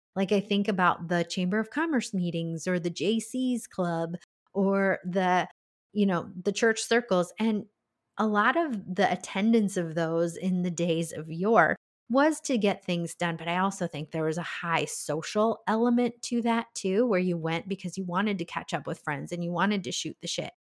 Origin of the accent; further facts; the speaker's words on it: Iowa, United States; that's my home state